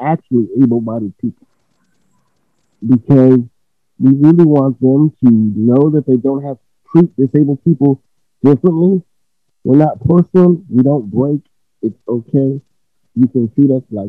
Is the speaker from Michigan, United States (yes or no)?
no; Maryland, United States; also born or lived in Washington, D.C.; I'm from Maryland